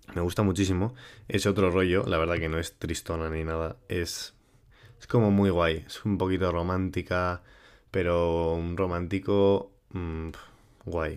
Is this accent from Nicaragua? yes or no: no; Huarte, Navarre, Spain; yo estaba en mi pueblo